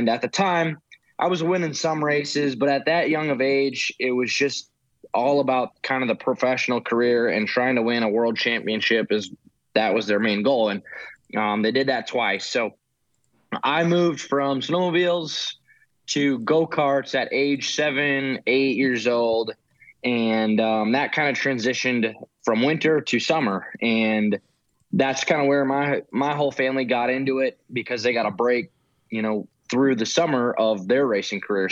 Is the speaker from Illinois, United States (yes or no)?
no; Wisconsin, United States; I'm from Wisconsin, so you know, we don't get a lot of summer up there